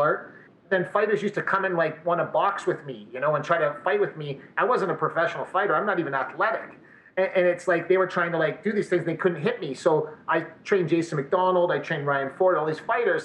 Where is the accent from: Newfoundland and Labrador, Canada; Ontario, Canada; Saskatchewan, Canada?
Ontario, Canada; Windsor; also born or lived in Montreal; now in Edmonton, Canada; I, I, reside in Edmonton, but I'm originally from the Windsor area